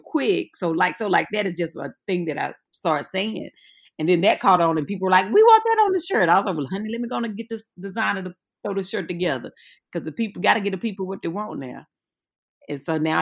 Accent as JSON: {"language": "English", "region": "North Carolina", "country": "United States", "tie": "born or raised there", "said": "I'm from North Carolina"}